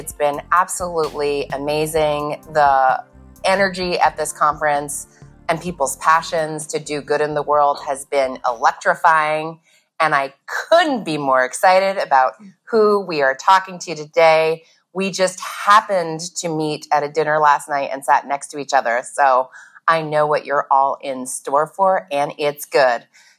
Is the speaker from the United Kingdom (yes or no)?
no; Midwest, United States; mentioned I was from the Midwest.